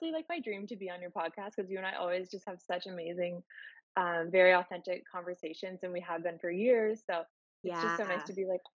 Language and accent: English; Miramichi, New Brunswick, Canada; moved away as an adult; also born or lived in Halifax, Canada / Calgary, Canada; Born and raised in Miramichi